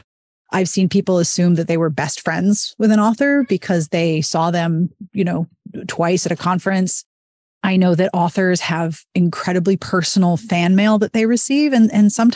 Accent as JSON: {"language": "English", "town": "Pittsburgh", "region": "Pennsylvania", "country": "United States", "said": "I was from Pittsburgh"}